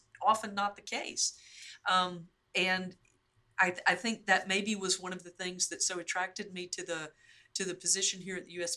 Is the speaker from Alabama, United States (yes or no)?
yes; North Alabama, United States; moved away as an adult; I was born and raised in North Alabama.